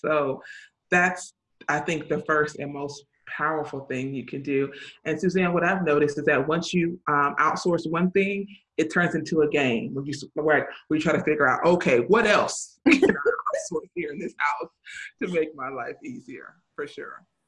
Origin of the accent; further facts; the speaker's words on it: the South, United States; I grew up in the South